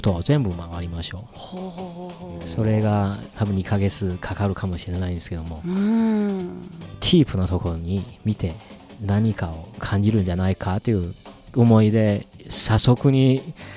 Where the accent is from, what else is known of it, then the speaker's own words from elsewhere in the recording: northern China, China; Japanese is a second language; moved away; 僕自身もあの北出身というか